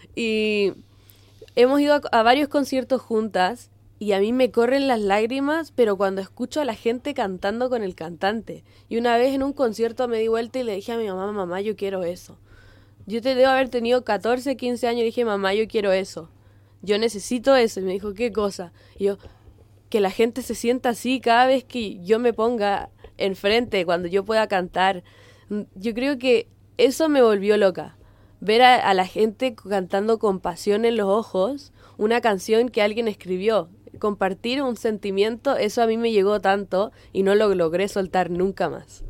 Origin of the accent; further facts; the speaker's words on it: Concón, Valparaíso, Chile; moved away as an adult; also born or lived in Viña del Mar / Boston, United States; Yo nací y crecí en Viña, toda la vida de Concón